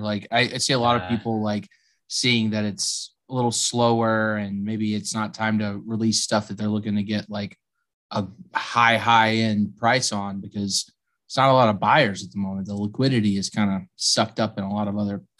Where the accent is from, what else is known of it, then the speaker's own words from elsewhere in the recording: South Carolina, United States; now in Massachusetts, United States; I was born in South Carolina, and now I live in Massachusetts for the last 10 years because of my wife.